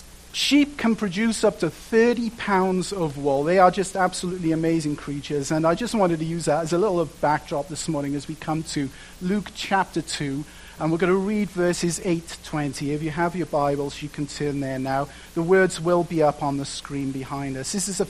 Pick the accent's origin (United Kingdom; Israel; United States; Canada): United Kingdom; Wales; moved away as an adult; growing up in Wales, there are two things in abundance, rain and sheep, okay?